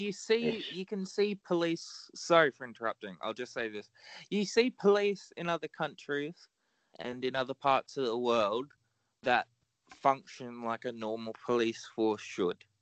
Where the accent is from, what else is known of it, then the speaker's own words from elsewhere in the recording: Australia; I'm Australian